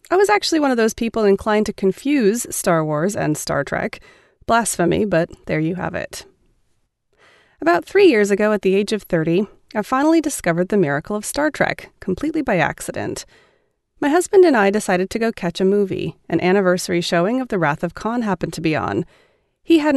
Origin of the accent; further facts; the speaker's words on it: Russia; I guess I should start with a bit of personal background. I'm from Russia, where I grew up.